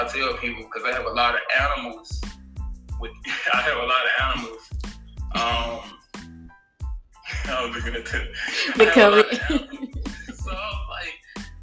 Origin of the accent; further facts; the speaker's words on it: Jackson, Mississippi, United States; moved away as an adult; now in Tampa, United States; I'm a man from Jackson, Mississippi. You know, I was rooted there.